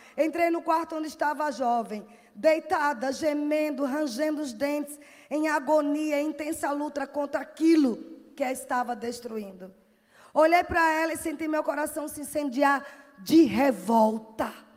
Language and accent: Portuguese; Northeast Region, Brazil; Sou nordestina mesmo